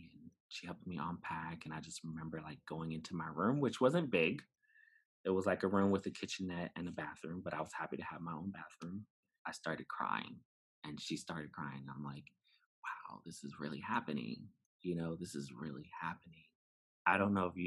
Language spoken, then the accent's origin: English; New York City, New York, United States; moved away; also born or lived in Bronx, New York City; I was born in the Bronx. I was raised in Brooklyn for some time